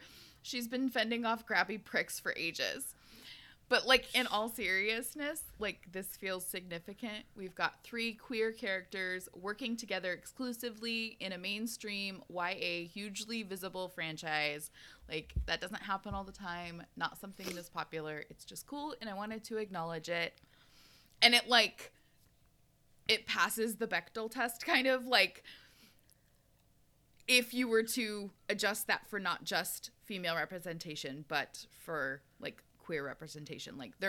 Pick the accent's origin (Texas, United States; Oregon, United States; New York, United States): Oregon, United States; Gresham; I am from Gresham.